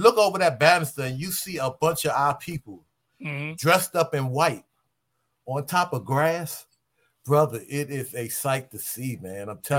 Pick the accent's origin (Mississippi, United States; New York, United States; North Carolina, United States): New York, United States; New York City; also born or lived in South Carolina; Me, Leroy, PL Sweet, we are all from Drew Hamilton Projects. We all grew up together.